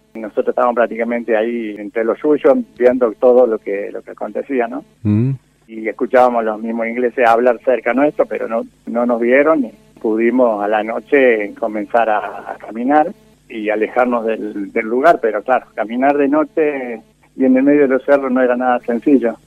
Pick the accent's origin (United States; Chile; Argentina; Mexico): Argentina; rural southeast Córdoba; also born or lived in Calchaquí, Santa Fe; now in Justiniano Posse, Argentina; nos vinimos para la zona rural en sudeste de Córdoba. Y fui creciendo en zonas rurales